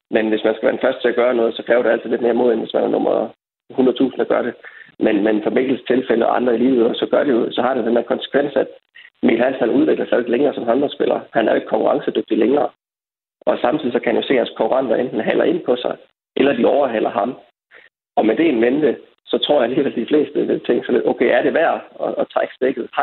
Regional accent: Denmark; som danskere i vores samfund

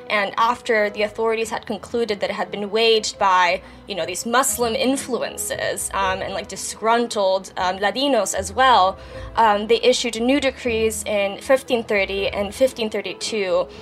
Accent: San Juan, Puerto Rico; I'm from San Juan, Puerto Rico. I grew up there.

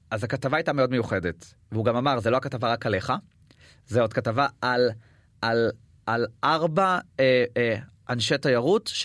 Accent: Israel; אני בא מישראל

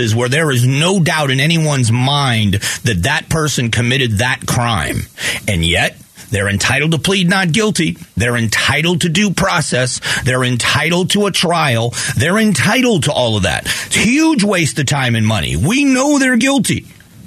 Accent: Florida, United States; moved away as an adult; now in Arizona, United States; I grew up in Florida, and I've been here for 28 years

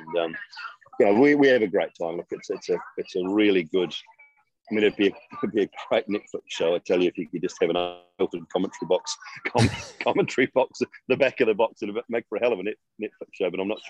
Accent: New Zealand; being a New Zealander

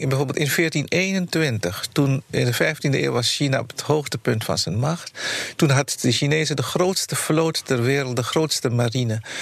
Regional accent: Netherlands; wij als Nederlanders

